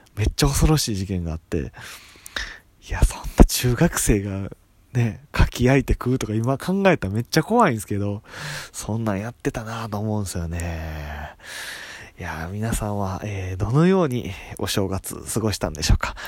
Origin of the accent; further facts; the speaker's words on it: Itami, Hyogo, Japan; moved away as an adult; also born or lived in Nagoya; now in Tokyo, Japan; 地元兵庫県伊丹市